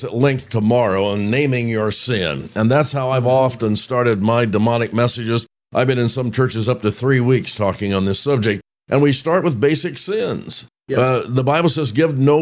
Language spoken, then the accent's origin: English; Roanoke, Indiana, United States; growing up in Roanoke, Indiana